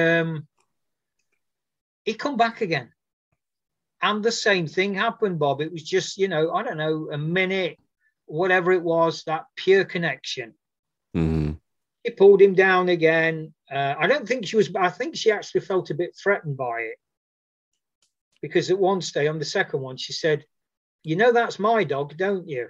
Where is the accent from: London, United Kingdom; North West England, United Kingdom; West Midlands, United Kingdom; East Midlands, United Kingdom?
East Midlands, United Kingdom; Nottingham; born or raised there